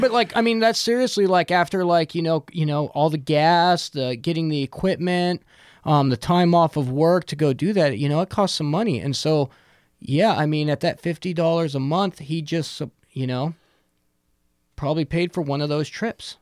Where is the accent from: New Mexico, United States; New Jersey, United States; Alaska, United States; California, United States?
Alaska, United States; Fairbanks; I'm from Fairbanks and there's way more mosquitoes